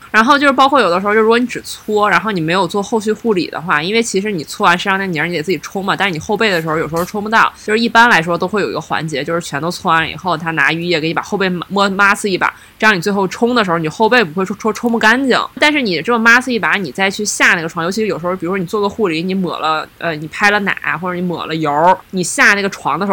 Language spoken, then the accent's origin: Chinese; Heilongjiang, China; now in Beijing, China; 大家都知道我是东北人